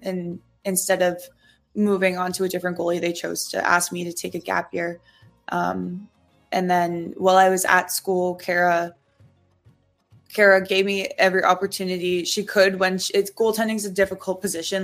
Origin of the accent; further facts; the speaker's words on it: Bowmanville, Ontario, Canada; moved away as an adult; now in Ottawa, Canada; Bowmanville was our home base for the last 24 years